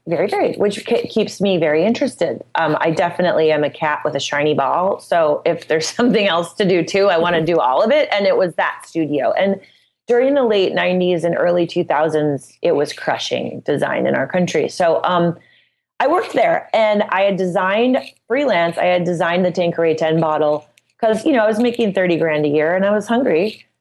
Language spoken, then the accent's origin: English; Midwest, United States